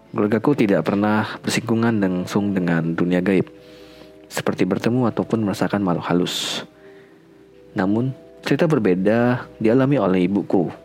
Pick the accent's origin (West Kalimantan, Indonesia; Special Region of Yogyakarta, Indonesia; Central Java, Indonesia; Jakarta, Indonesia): West Kalimantan, Indonesia; Sintang; also born or lived in Pontianak; aku lahir tahun 1998 bulan Mei dan 7 bulan kemudian uh, kami pindah sekeluarga ke Kabupaten Sintang aku lahir di Pontianak ya by the way